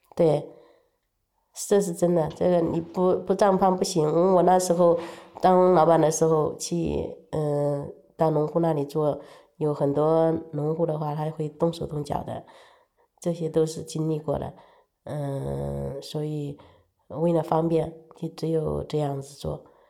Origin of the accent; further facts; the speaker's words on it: Wuhan area, Hubei, China; 我老家的话，隔那个工地的话有几十公里